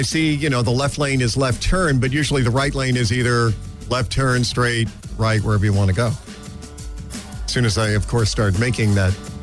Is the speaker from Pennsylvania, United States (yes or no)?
yes; Drums, Pennsylvania, United States; I'm from Drums